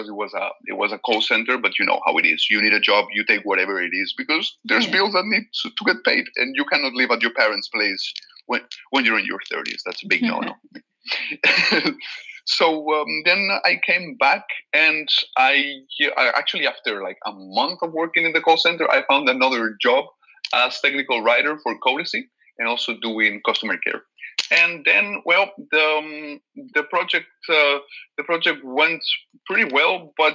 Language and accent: English; Valencia, Valencian Community, Spain; first language Catalan; English is a second language; now in Netherlands; I'm from Valencia, and in Valencia we also speak Catalan